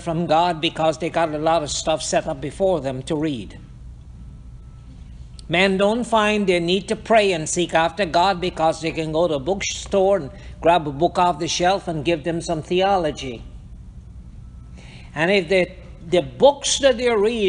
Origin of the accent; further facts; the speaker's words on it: Guyana; moved away; also born or lived in Hartford, Connecticut, United States; we came out of Guyana, and we are in Hartford, Connecticut